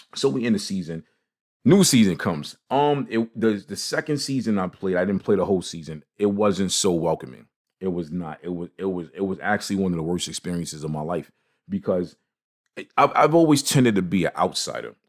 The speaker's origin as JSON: {"language": "English", "town": "New York City", "region": "New York", "country": "United States", "tie": "born or raised there", "said": "growing up in Brooklyn"}